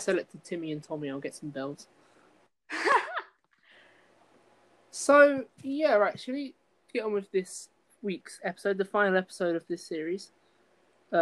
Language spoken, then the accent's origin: English; Kettering, East Midlands, United Kingdom; in Kettering, my hometown, in the Midlands